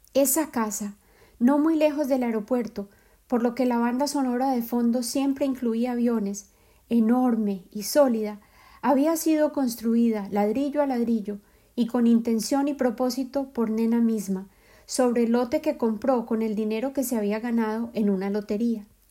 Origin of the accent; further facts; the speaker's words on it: Medellín, Antioquia, Colombia; moved away; mi ciudad de origen, Medellín